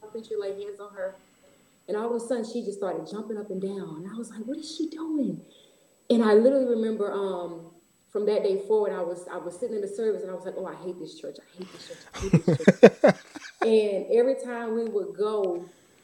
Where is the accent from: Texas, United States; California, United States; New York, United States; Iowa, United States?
Texas, United States; Houston; Houston, Texas, born and raised all my life, never lived any place else.